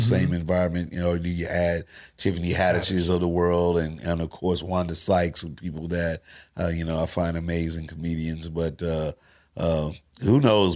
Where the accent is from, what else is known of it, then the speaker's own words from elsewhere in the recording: St. Louis, Missouri, United States; Me coming from Saint Louis